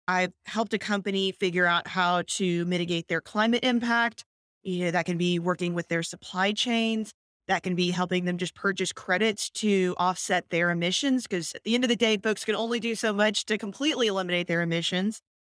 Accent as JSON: {"language": "English", "town": "Houston", "region": "Texas", "country": "United States", "tie": "born or raised there", "also_born_or_lived": "Virginia / Washington, D.C.", "moved": "as an adult", "said": "I'm born and raised in Houston"}